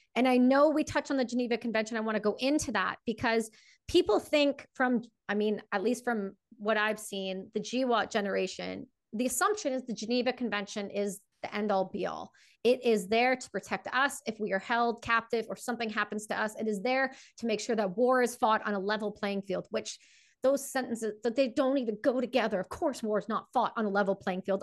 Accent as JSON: {"language": "English", "country": "Canada", "said": "I'm Canadian, and I I'm full, I'm full on a all the way Canadian."}